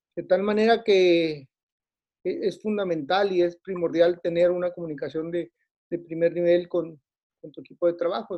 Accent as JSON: {"language": "Spanish", "town": "Tijuana", "region": "Baja California", "country": "Mexico", "said": "yo soy de Tijuana"}